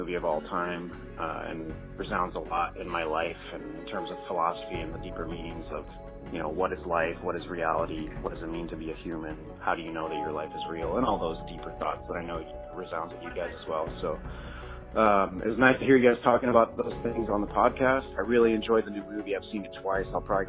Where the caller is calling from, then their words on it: Oakland, California, United States; I'm calling from Oakland, California.